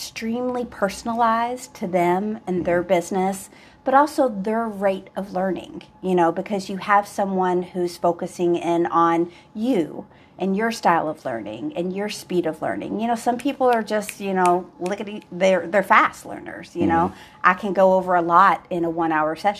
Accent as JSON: {"language": "English", "town": "Louisville", "region": "Kentucky", "country": "United States", "moved": "yes", "said": "I'm from Louisville"}